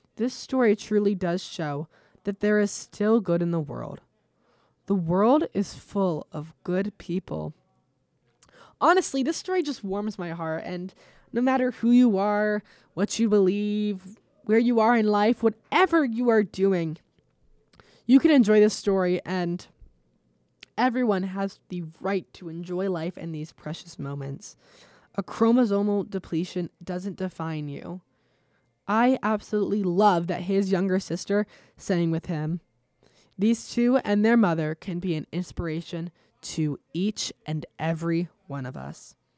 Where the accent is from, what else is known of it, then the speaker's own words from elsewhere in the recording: United States; as an American